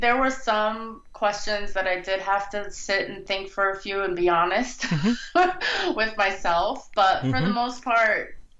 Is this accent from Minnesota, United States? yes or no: no; New York, United States; now in Pasadena, United States; I love Pasadena. I'm originally from New York, so for me it was a really good compromise when I moved to Los Angeles to come into Pasadena, because it does have a little bit of an East Coast vibe.